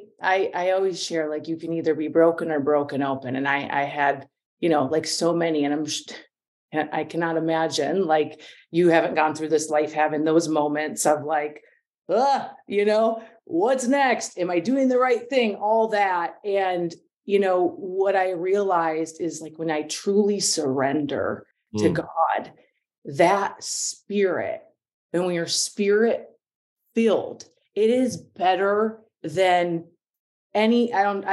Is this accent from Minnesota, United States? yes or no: yes; Minnesota, United States; moved away; also born or lived in Santa Monica; I grew up in Minnesota